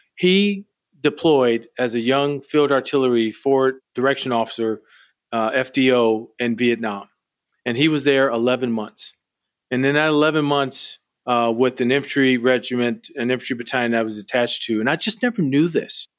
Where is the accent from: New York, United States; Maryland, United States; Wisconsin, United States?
Wisconsin, United States; Milwaukee; moved away; Wisconsin, where I grew up in Milwaukee